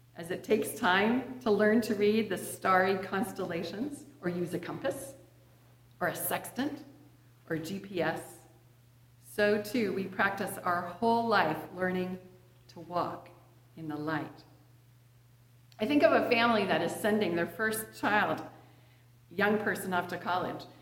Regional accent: Edgewood, Washington, United States; During the 1960s, I was a little girl growing up in Edgewood, just north of Puyallup, east of Fife, east of Tacoma

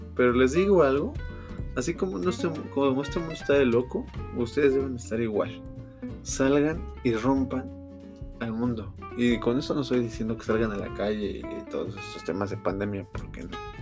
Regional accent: Mexico City, Mexico; soy de la Ciudad de México

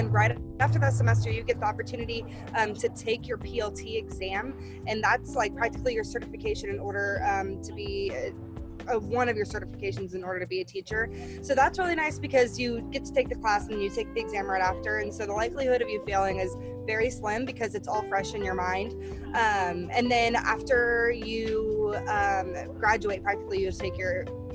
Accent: Manhattan, Kansas, United States; I am actually from Manhattan, Kansas

